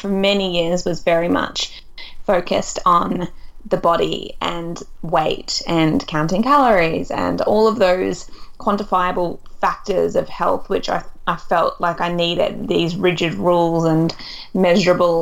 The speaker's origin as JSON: {"language": "English", "region": "east coast of Australia", "country": "Australia", "tie": "born or raised there", "also_born_or_lived": "Melbourne / Perth", "moved": "as an adult", "lives_now": "London, United Kingdom", "said": "I grew up on the east coast of Australia and I'd been living in Melbourne for a really long time"}